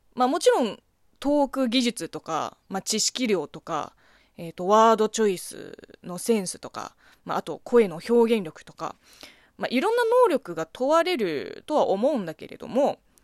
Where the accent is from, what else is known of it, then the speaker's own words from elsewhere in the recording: China; Japanese is a second language; now in Japan; この番組は中国生まれ、中国育ちの私